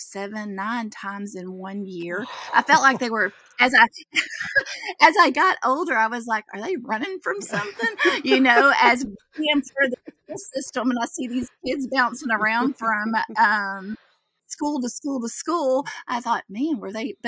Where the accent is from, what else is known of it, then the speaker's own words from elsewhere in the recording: Central Texas, United States; I'm a country girl, as they come, probably. I grew up in Central Texas